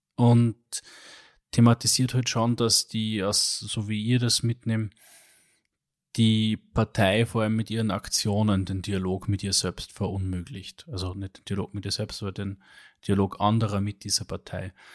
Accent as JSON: {"language": "German", "region": "Upper Austria", "country": "Austria", "said": "als Oberösterreicher"}